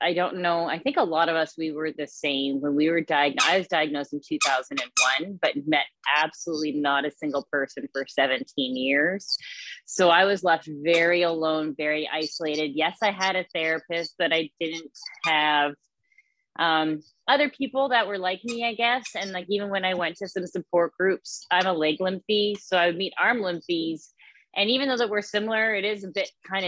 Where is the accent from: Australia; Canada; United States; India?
Canada; Manitoba; here in my hometown and my home province